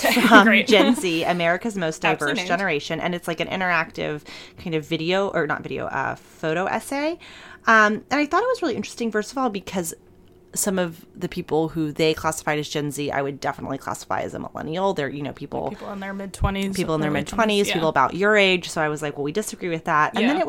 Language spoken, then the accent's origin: English; Michigan, United States; Many of my friends from my hometown in Michigan are burgeoning members of the alt-right.